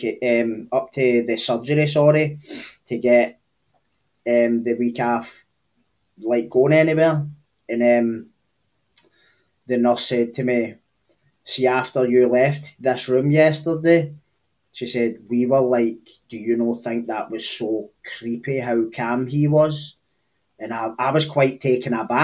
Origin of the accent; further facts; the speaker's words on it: Cambuslang, Scotland, United Kingdom; I'm from a small area on the kind of southeastern periphery between Glasgow and Lanarkshire. It's called Cambus Lang